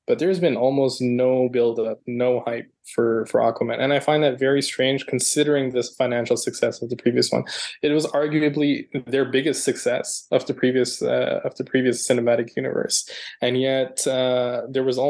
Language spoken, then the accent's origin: English; Toronto, Ontario, Canada; Toronto is my hometown, so I've been living here for well over a decade now